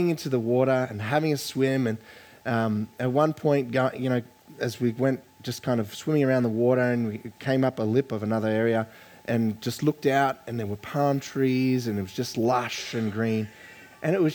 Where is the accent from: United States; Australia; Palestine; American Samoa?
Australia; Queensland; I grew up in Queensland